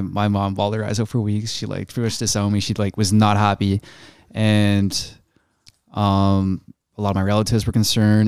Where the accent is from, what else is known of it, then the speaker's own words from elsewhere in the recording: Canada; accent: Canadian; me being a Canadian